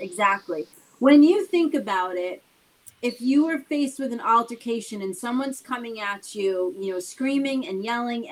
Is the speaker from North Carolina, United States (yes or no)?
no; Boston, Massachusetts, United States; we grew up in Boston